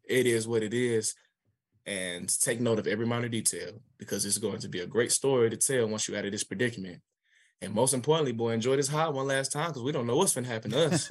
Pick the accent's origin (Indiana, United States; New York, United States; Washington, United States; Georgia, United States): Georgia, United States; Atlanta; I'm from Atlanta, Georgia